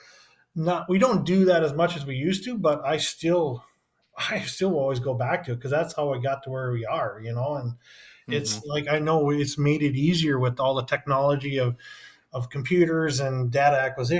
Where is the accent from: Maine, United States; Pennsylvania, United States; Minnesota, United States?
Minnesota, United States; I'm like, from Minnesota